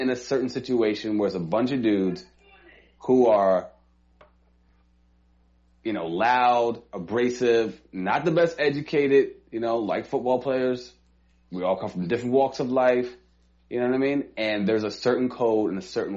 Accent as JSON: {"language": "English", "town": "New York City", "region": "New York", "country": "United States", "said": "I am from Harlem"}